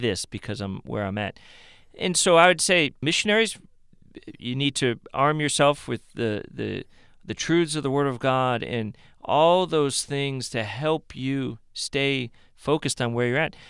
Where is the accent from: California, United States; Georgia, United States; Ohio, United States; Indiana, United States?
Ohio, United States; Cleveland; moved away as an adult; I'm from Cleveland, Ohio. I bleed Cleveland